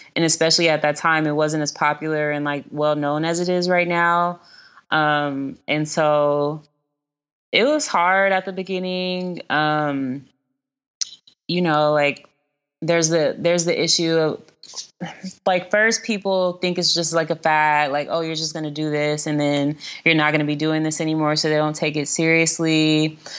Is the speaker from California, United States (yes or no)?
yes; Los Angeles, California, United States; I'm from South Central, um, so I have lived in areas across Los Angeles, but the first house that I lived in and the first elementary school that I went to, um, were in the western area